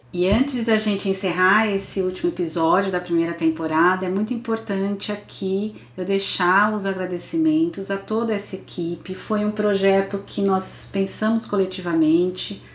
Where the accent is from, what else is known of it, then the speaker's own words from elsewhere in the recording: Brazil; como brasileira, como cidadã